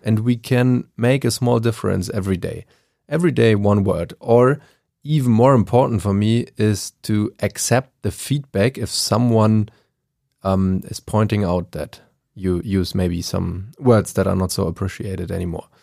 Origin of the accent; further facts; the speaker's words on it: Germany; English is a second language; I am from Germany